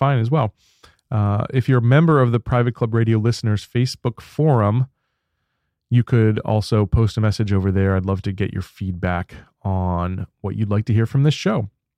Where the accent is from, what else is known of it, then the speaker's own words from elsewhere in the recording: Baltimore, Maryland, United States; moved away; I can't wait to go back home to Baltimore, where I grew up as a kid.